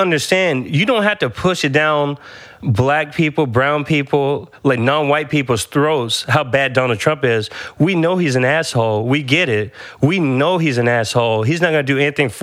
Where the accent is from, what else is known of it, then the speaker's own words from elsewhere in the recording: Franklin, United States; my hometown in Franklin